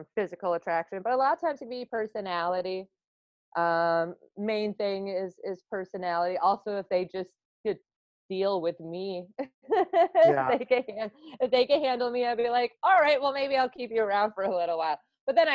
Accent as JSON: {"language": "English", "region": "Wisconsin", "country": "United States", "said": "I'm from Wisconsin"}